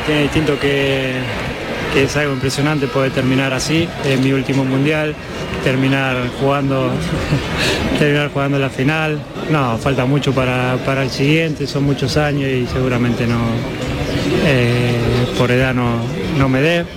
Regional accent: Argentina; now in Andalusia, Spain; obviamente soy argentino y así lo siento muchísimo

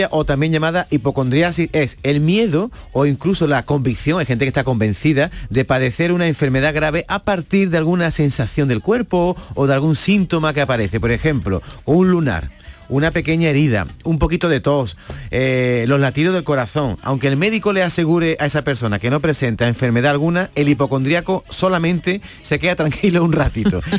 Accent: Seville, Andalusia, Spain; Eh, buenos días … de Sevilla.

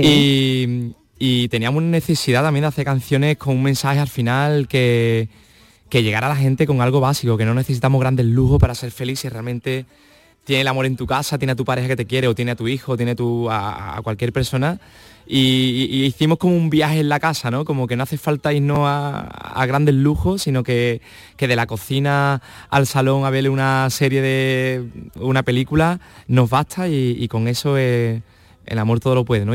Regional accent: Huelva, Andalusia, Spain; de la tierra de Huelva, de, la playa, del mar, del sol, de Andalucía

